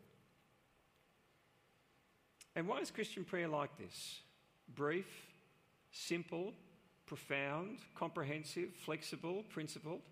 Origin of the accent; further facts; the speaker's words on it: Australia; within our cultural setting here in Australia